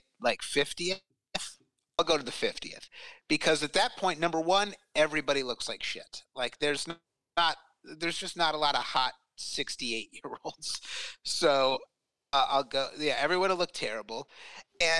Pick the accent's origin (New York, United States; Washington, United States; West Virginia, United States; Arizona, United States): Arizona, United States; Tucson; moved away; my hometown of Tucson